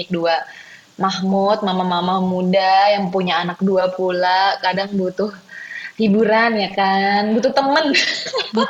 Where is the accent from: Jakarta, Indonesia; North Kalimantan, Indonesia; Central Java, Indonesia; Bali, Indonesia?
Jakarta, Indonesia; Ya pokoknya dari kecil sampai gede gue di Jakarta cuma pernah ke beberapa kota ya udah terus salah satunya pernah ke Australia